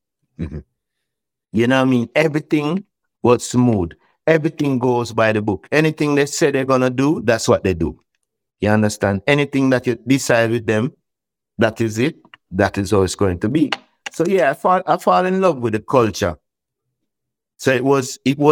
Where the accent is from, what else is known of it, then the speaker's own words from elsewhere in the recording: Jamaica; we are from Jamaica, we are Rastamans